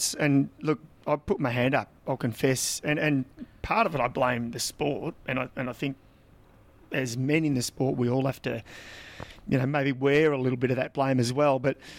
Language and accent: English; Victoria, Australia; we grew up in Country Vic, and then we both sort of, I guess, moved to Melbourne and went overseas